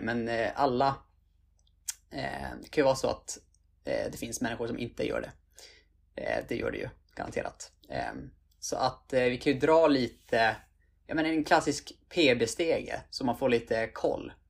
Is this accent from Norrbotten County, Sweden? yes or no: yes; Piteå, Norrbotten County, Sweden; moved away as an adult; also born or lived in Umeå; now in Stockholm, Sweden; född och uppvuxen i Piteå. I Norrbotten.